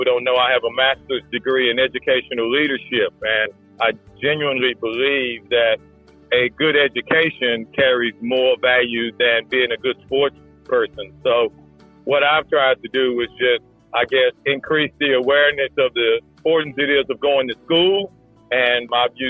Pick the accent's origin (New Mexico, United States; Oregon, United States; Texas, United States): Texas, United States; Dallas; moved away as an adult; also born or lived in Oklahoma; now in Perth, Australia; I grew up in Dallas, Texas, gridiron country, football as they call it